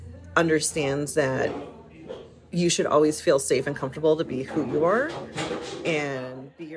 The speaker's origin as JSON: {"language": "English", "region": "Hawaii", "country": "United States", "tie": "born or raised there", "moved": "yes", "lives_now": "Renton, United States", "said": "I grew up in Hawaii, and we've always been around all different cultures and involved with all different people and practices."}